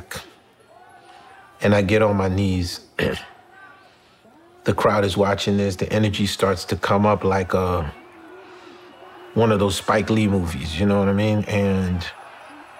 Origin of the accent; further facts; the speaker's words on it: Haiti; now in New York City, United States; I'm from Haiti